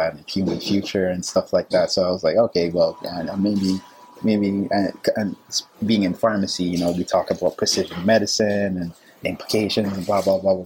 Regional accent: Antigua & Barbuda; moved away as an adult; also born or lived in South America; now in United States; I'm originally from the Caribbean, small little island, Antigua

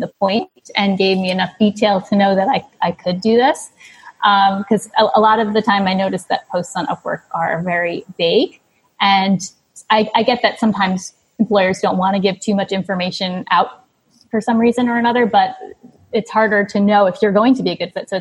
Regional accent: New York, United States; moved away as an adult; now in Cambodia; I'm a New Yorker, but I moved over here about a decade ago

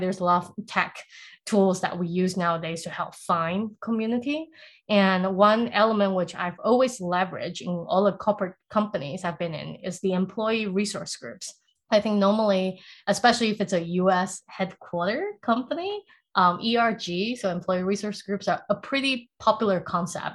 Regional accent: Singapore; also born or lived in Taiwan / South Africa; now in United States; I grew up in Singapore

